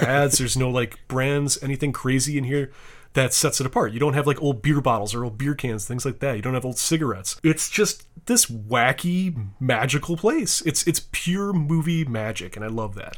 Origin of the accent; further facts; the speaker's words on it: Wisconsin, United States; I'm from Wisconsin